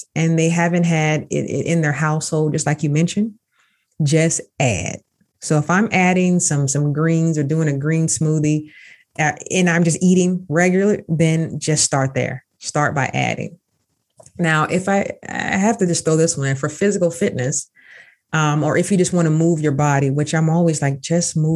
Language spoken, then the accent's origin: English; Jacksonville, Florida, United States; now in Pittsburgh, United States; my hometown, Jacksonville, Florida. I am truly from Duval, but I'm in Pittsburgh, Pennsylvania now